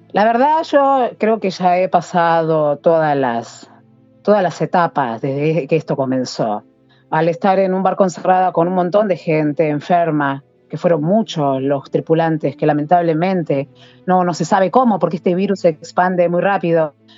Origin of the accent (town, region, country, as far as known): Argentina